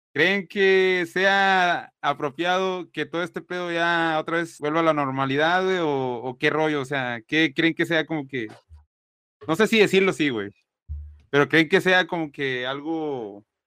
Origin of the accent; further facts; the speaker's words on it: Mexico; now in Reynosa, Mexico; somos mexicanos